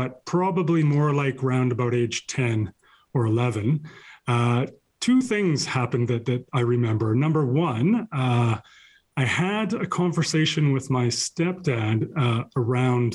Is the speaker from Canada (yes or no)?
yes; Cranbrook, British Columbia, Canada; the small town I grew up in Cranbrook, in southeast corner of British Columbia